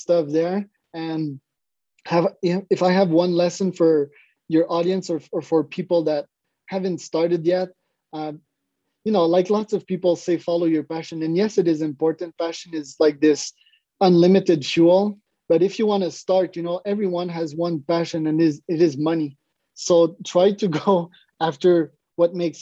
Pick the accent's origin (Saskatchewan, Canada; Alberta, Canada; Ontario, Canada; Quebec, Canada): Quebec, Canada; Montreal; I'm from Montreal, Canada.